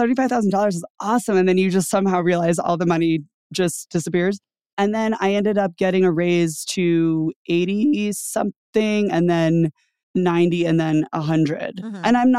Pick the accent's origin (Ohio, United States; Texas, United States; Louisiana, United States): Louisiana, United States; A lot of it has to do with like, where did you come from? And I came from Louisiana, mm-hmm. where I wasn't paid very much.